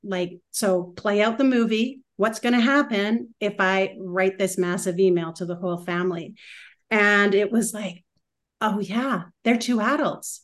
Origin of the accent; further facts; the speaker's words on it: West Coast, British Columbia, Canada; also born or lived in Vancouver / Whistler; I am from the West Coast, and was mentioned I am from Canada. I am I live part time in Vancouver and Whistler